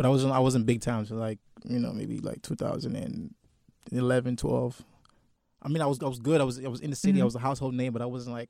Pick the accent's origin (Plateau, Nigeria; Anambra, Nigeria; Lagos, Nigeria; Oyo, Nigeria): Lagos, Nigeria; moved away as an adult; now in Atlanta, United States; I was born and raised in Lagos, Nigeria. You know, but I'm a little mixed with different parts of Africa. But I was born and raised in Nigeria and came to Atlanta after high school.